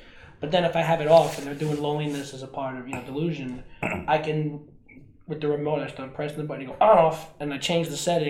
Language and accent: English; New York City, New York, United States; I'm from the Bronx.